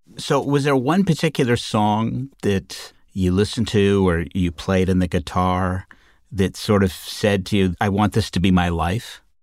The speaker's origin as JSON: {"language": "English", "region": "Southern Ontario", "country": "Canada", "tie": "born or raised there", "said": "I grew up in Southern Ontario"}